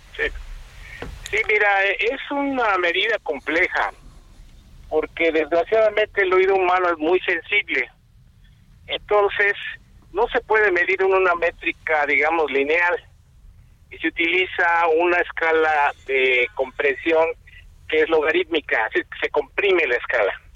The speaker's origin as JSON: {"language": "Spanish", "country": "Mexico", "said": "Nosotros como mexicanos"}